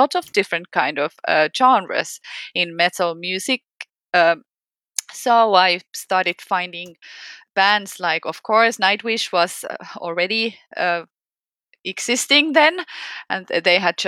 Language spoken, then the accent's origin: English; Finland; from Finland